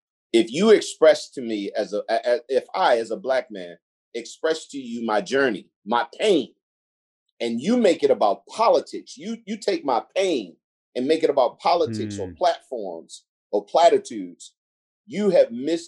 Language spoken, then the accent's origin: English; Gresham, Oregon, United States; also born or lived in Sandy / Damascus; I grew up in Gresham, Oregon, or Sandy, Oregon, Damascus, or whatever.